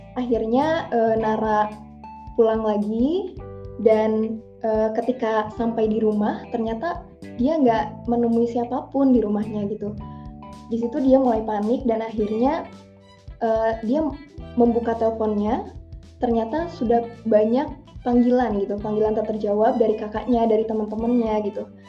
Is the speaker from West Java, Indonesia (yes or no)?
yes; Kuningan, West Java, Indonesia; Aku dari Kuningan, Jawa Barat asalnya